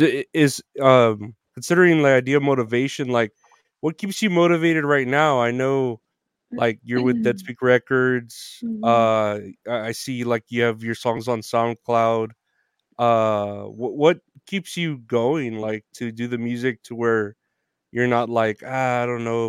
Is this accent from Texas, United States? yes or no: yes; Uvalde, Texas, United States; now in San Antonio, United States; I was born and raised in Uvalde. I mean, I didn't move too far. I moved to San Antonio